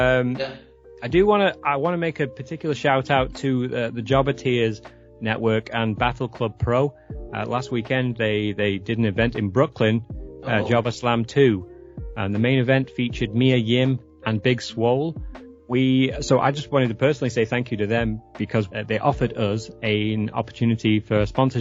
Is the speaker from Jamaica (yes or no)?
no; England, United Kingdom; also born or lived in San Francisco area; now in San Francisco, United States; I'm originally from England